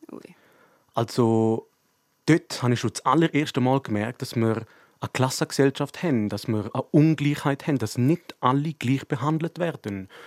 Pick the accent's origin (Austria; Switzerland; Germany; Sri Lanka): Switzerland; Graubünden; dass man als Bündner Persönlichkeit etwas machen soll.